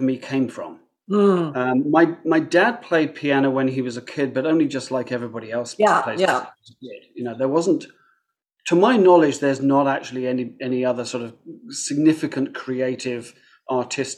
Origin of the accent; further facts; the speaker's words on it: halfway between London and Oxford, South East England, United Kingdom; moved away as an adult; also born or lived in near Manchester; now in Toronto, Canada; I was born actually near Manchester, but only lived there for the first 6 months of my life. Now, obviously, I don't remember that. But I was brought up just a little outside London, actually exactly halfway between London and Oxford.